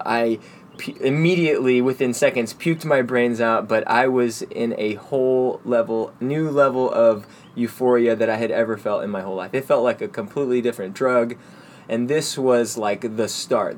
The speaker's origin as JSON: {"language": "English", "town": "Dallas", "region": "Texas", "country": "United States", "tie": "born or raised there", "lives_now": "Austin, United States", "said": "I grew up in Dallas, um, Dallas proper"}